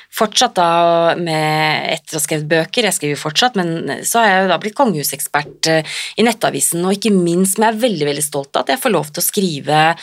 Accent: Drammen, Buskerud, Norway; jeg er fra Drammen og Konnerud

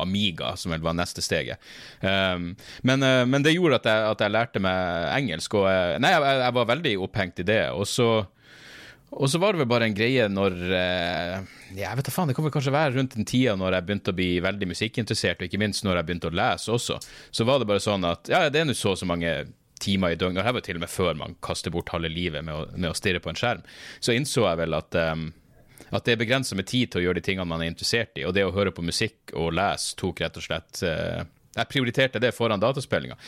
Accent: Narvik, Nordland, Norway; accent: Northern Norwegian; now in Oslo, Norway; jeg kom meg bort fra Narvik

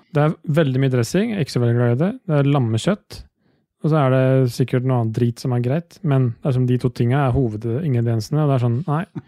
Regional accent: Østfold, Norway; jeg er født og oppvokst i Østfold

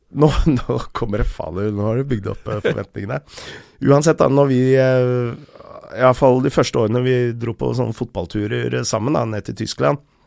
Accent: Lørenskog, Akershus, Norway; also born or lived in Enebakk / Snarøya; jeg bodde på Lørenskog til jeg var tolv år

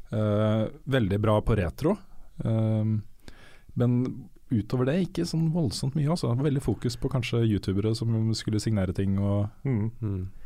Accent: Bergen, Vestland, Norway; Ja, Jeg har også hørt den versjonen, men nei, jeg er fra Bergen.

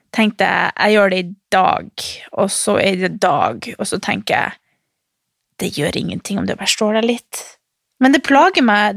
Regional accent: Harstad, Troms, Norway; moved away; hjemme i Harstad på jula

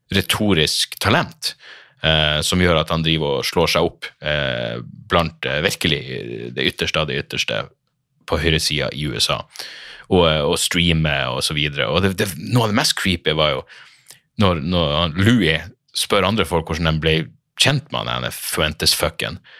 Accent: Narvik, Nordland, Norway; moved away as an adult; hjembyen min, er jo fordi jeg vokste opp der. Jeg var tenåring i Narvik

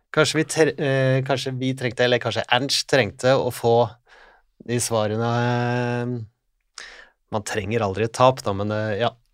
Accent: Norway; Vi som nordmenn vi er jo vokst opp

